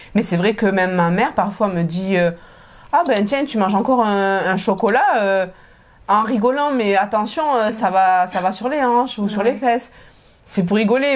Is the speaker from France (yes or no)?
yes; south of France, France; moved away as an adult; now in Montreal, Canada; je viens du sud de la France.